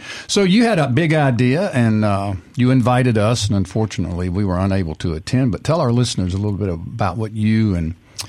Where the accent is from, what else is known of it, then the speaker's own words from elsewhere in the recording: Booneville, Mississippi, United States; growing up in Boonville, Mississippi, we had it, and there weren't any Greek families there.